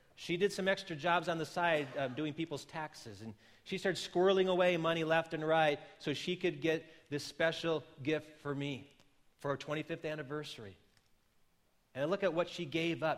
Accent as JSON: {"language": "English", "region": "Wisconsin", "country": "United States", "moved": "yes", "said": "I come from the land of yellow cheese and mellow breeze. And so you would think less of me if I would not stay true to my home state"}